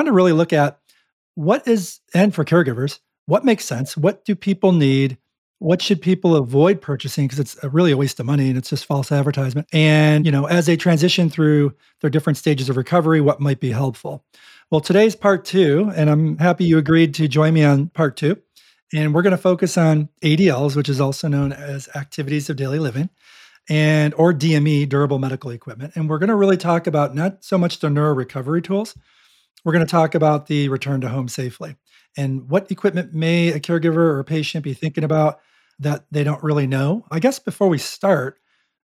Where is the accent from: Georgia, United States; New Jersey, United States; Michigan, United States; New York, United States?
New York, United States; Buffalo; moved away; growing up in Buffalo, New York